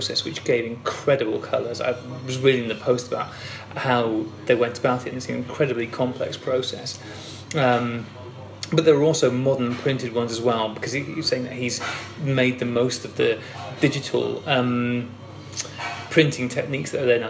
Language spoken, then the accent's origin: English; United Kingdom; I'm British